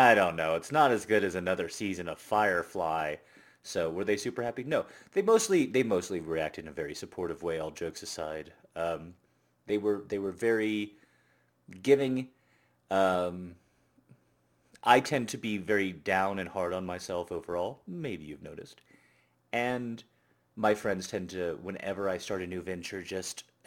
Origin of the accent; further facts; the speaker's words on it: United States; I'm an American